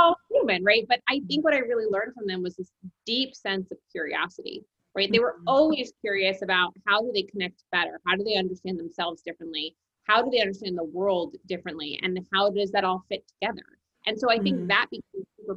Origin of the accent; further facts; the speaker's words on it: New Jersey, United States; moved away as an adult; also born or lived in New York; I am from New Jersey and I spent most of my adult life in New York.